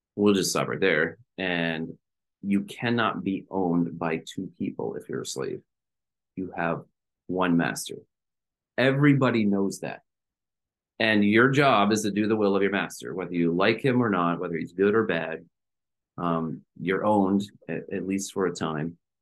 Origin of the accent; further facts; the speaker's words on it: United States; we are Americans